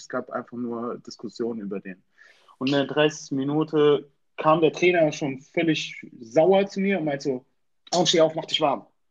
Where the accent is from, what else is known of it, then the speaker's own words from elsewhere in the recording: Germany; Ich komme aus Deutschland